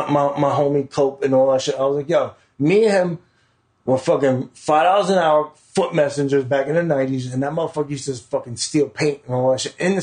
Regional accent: New York City, New York, United States; We're from Queens

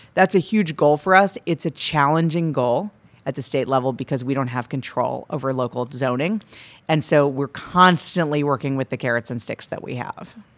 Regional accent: Madison, Wisconsin, United States; now in California, United States; I'm originally from Madison, Wisconsin, so this is my area

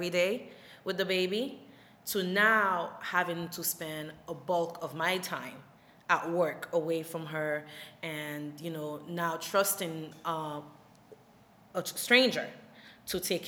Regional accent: Haiti; also born or lived in Florida; now in New York, United States; I'm originally from Haiti and I relocated to Florida, where I went to Barry University

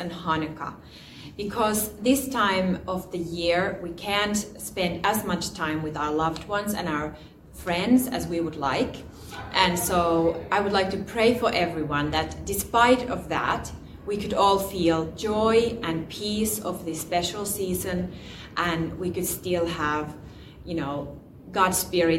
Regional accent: Finland; from Finland

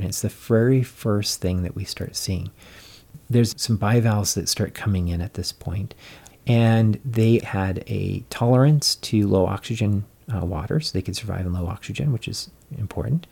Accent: Colorado, United States; I grew up in Colorado

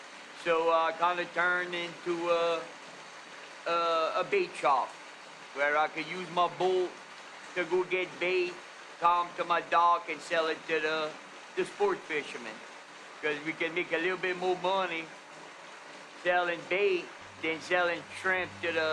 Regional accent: Leeville, Louisiana, United States; I'm born and raised in Leeville. I'm 56 years old, and I never left Leeville. I've always lived here all my life

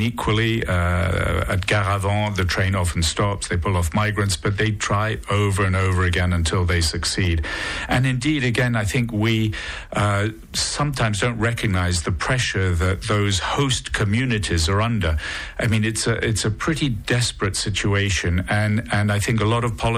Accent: United Kingdom; now in Monaco; I've become Monegasque. I'm not sure if I can still be called British.

